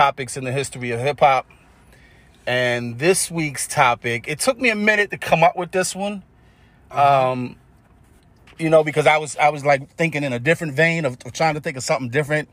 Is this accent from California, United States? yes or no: no; New York City, New York, United States; growing up in Hollis, Queens